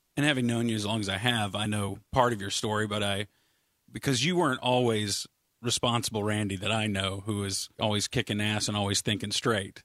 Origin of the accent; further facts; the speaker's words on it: Richardson, Texas, United States; I grew up in Richardson